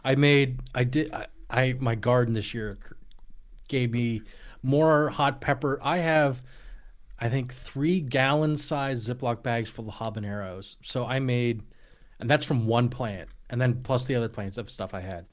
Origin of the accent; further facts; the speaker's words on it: Allentown, Pennsylvania, United States; I was actually born in Allentown area